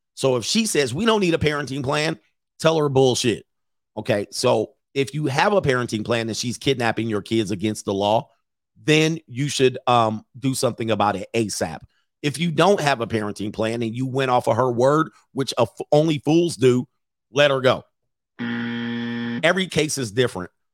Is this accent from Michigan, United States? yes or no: no; Los Angeles, California, United States; I grew up in Los Angeles